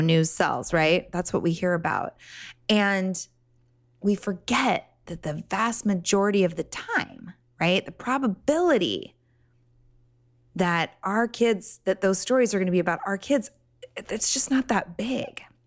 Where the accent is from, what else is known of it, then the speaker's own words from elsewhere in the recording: Laguna Beach, California, United States; I grew up in Laguna